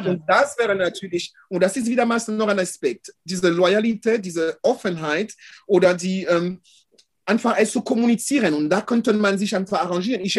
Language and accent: German; France; ich bin in Deutschland, also in Frankreich aufgewachsen, also als Europäer